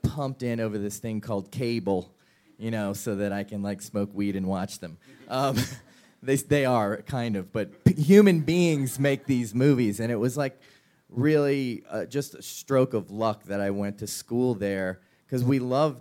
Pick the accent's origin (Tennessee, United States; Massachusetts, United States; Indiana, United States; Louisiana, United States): Louisiana, United States; New Orleans; Mark and I grew up in New Orleans